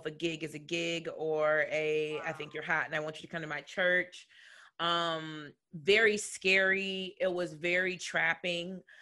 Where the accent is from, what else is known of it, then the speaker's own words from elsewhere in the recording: Chicagoland area, Illinois, United States; I'm from the Chicagoland area, but home was um in the suburbs.